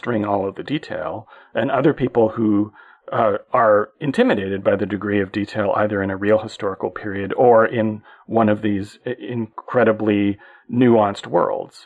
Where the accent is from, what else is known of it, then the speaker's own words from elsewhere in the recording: Canada; as a Canadian